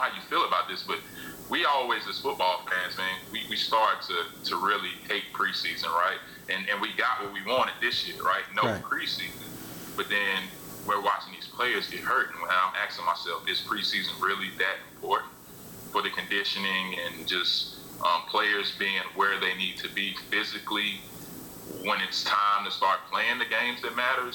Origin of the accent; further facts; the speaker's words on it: Charlotte, North Carolina, United States; I grew up in Charlotte where, as a kid, we didn't even have a team.